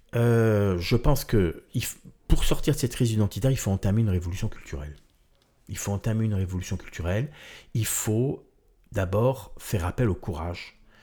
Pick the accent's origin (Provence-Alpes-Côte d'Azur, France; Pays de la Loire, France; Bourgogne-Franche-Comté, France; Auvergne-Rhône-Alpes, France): Provence-Alpes-Côte d'Azur, France; Marseille; moved away; also born or lived in Corsica; je suis né à Marseille